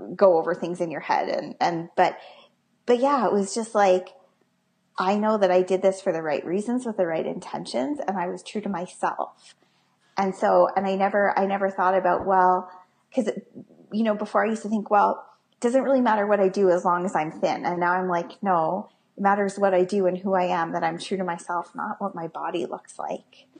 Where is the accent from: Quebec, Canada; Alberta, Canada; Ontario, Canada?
Alberta, Canada; Calgary; I'm from Calgary, um, Alberta